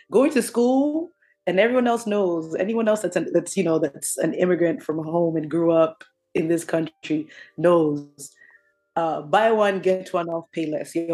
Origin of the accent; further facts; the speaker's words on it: New Jersey, United States; um, growing up in Jersey, uh, like I said, one thing I told you is Tim's.